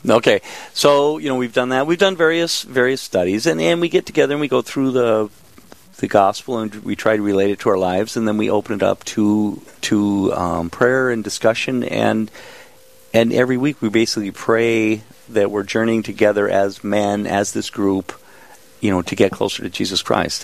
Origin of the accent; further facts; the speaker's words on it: Minnesota, United States; moved away as an adult; also born or lived in San Diego, California; I was from Minnesota